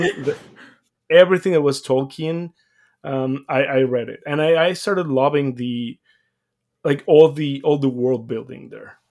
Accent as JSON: {"language": "English", "country": "Mexico", "tie": "born or raised there", "moved": "yes", "said": "I'm come from Mexico. I was born and raised there"}